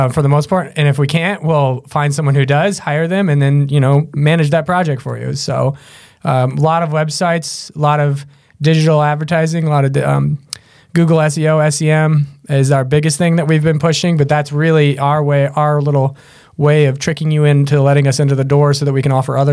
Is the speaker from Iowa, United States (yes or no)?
yes; Grimes, Iowa, United States; also born or lived in Des Moines, Iowa; I grew up in Grimes, and then my dad's worked at Drake University for over 40 years now. So I grew up on the Drake campus